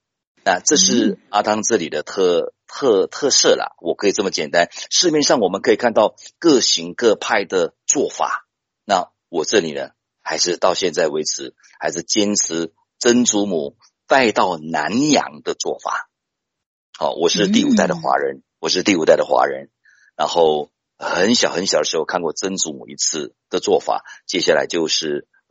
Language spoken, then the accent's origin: Chinese; Taiwan; 因为大家都知道，我们台湾人大家都很熟悉，健康很重要